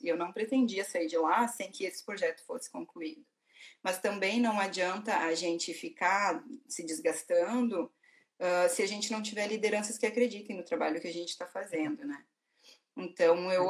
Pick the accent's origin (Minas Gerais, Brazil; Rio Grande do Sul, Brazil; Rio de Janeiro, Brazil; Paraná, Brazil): Rio Grande do Sul, Brazil; also born or lived in Porto Alegre; eu sou do Rio Grande do Sul, né? eu morava em Porto Alegre, morei 11 anos em Porto Alegre